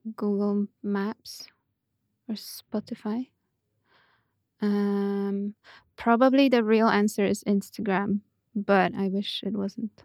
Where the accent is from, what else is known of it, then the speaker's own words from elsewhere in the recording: Puszczykowo, Greater Poland, Poland; also born or lived in Poznań; I grew up in Poland, in a small town of about ten thousand people called Puszczykowo.